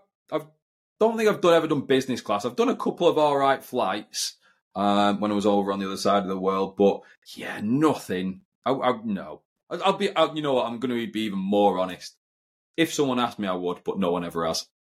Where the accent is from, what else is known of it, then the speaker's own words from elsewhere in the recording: United Kingdom; I'm quite British in that sense.